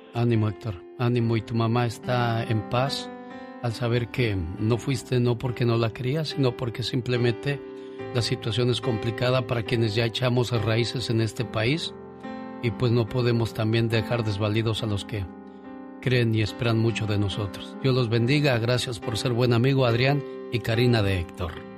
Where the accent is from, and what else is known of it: Mexico; now in United States